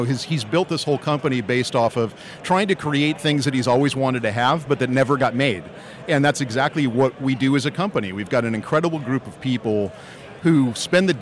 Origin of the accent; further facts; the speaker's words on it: Los Angeles, California, United States; growing up in Dodgerville my whole life